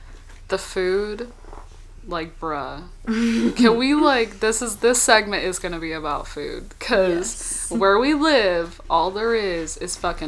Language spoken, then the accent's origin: English; Texas, United States; moved away; also born or lived in California; I was raised in Texas, you know, but I was born in California.